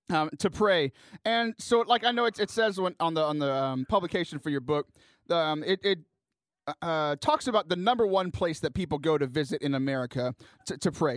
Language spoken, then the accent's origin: English; Dickinson, Texas, United States; where I was born in Dickinson